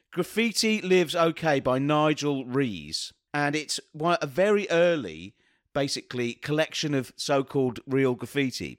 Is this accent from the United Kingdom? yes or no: yes; London, United Kingdom; being a Londoner